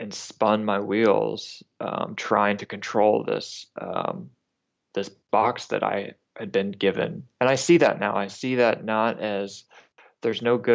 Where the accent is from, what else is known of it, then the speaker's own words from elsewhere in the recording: North Alabama, United States; I grew up in North Alabama